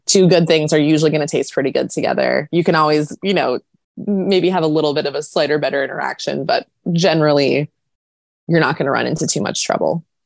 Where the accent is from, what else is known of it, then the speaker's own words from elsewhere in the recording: United States; I'm too American